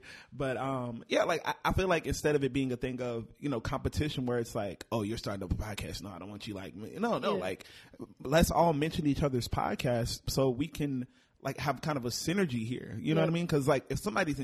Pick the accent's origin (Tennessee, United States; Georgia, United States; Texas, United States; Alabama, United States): Texas, United States; Fort Worth; also born or lived in Houston, Texas / Florida; now in Dallas, United States; born and raised in Fort Worth